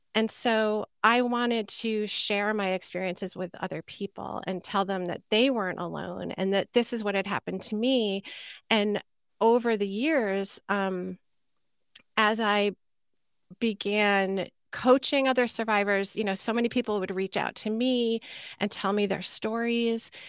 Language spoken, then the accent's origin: English; Sleepy Hollow, New York, United States; I grew up in Sleepy Hollow, New York, at the time, it was called North Tarrytown, a suburb of New York City